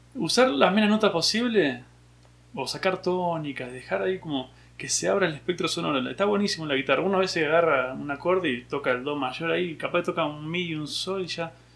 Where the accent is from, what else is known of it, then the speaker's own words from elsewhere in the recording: Junín, Buenos Aires Province, Argentina; Soy de Junín, provincia de Buenos Aires